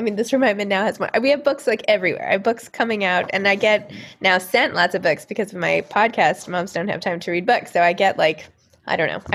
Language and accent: English; New York City, New York, United States; I grew up in New York City.